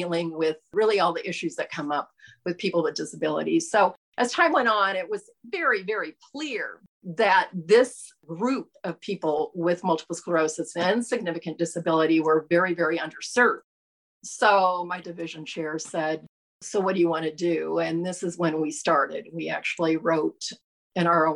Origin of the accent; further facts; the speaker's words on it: Nebraska, United States; we're from Nebraska